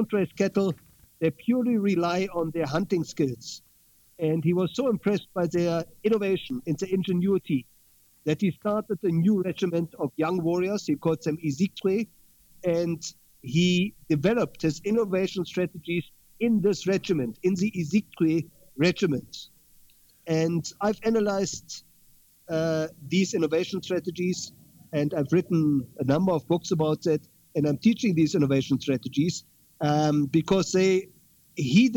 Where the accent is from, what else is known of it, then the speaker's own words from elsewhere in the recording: Berlin, Germany; my hometown of Berlin.